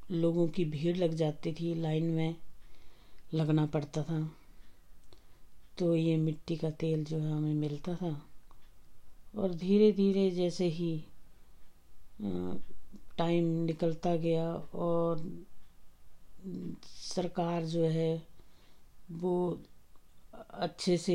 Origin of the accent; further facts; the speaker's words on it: Dyot, India; born there; देखिए मेरा जन्म हम्म, पंद्रह नौ तिरसठ में एक छोटे से गांव ताल के किनारे द्योट में हुआ वो हमारा गांव जो है ताल से फेमस हम्म, है ताल के नाम से